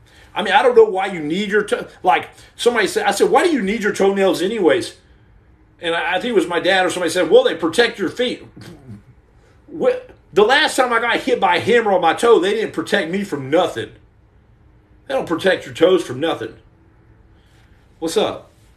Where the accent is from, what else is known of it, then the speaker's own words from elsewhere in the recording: Muleshoe, Texas, United States; I'm from West Texas, Dr. Mac Daddy. I'm from Mule Shoe, Texas.